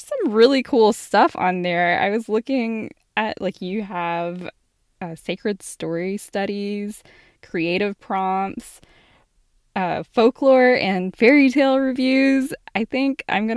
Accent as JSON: {"language": "English", "region": "the South", "country": "United States", "accent": "Southern", "said": "I'm from the South, and my family has a really Southern accent. So I tried, when I was younger, I tried to not have such a Southern accent"}